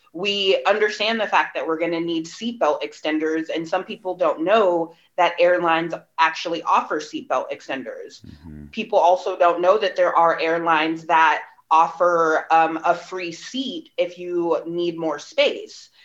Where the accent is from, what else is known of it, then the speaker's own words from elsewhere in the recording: Bay Area, California, United States; my hometown